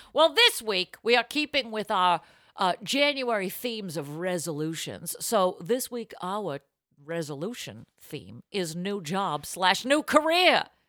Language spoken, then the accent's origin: English; Boston, Massachusetts, United States; I'm from Boston